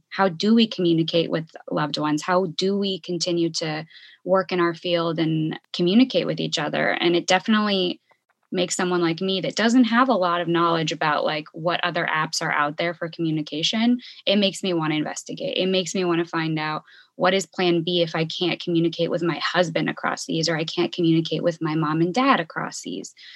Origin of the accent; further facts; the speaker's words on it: Bay Area, California, United States; moved away as an adult; also born or lived in Chicago; now in Ecuador; I'm originally from the Bay Area and went to school in Chicago.